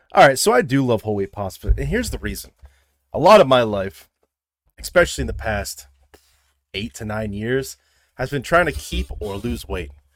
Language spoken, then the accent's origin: English; Midwest, United States; I'm from the Midwest